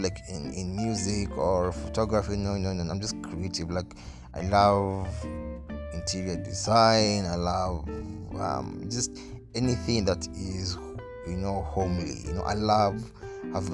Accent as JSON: {"language": "English", "region": "Nairobi", "country": "Kenya", "tie": "born or raised there", "said": "I grew up in Nairobi, Kenya"}